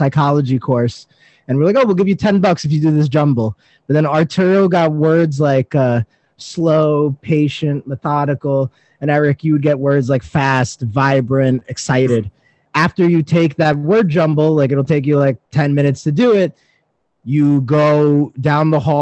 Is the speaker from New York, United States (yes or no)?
yes; New York City, New York, United States; I'm from Staten Island